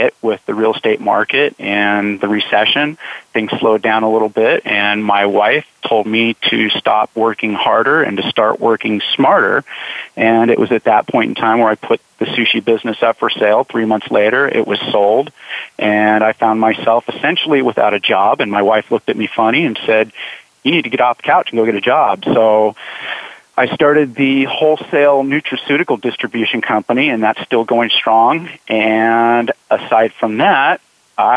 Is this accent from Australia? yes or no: no; Southern California, United States; now in Idaho, United States; I grew up in Southern California.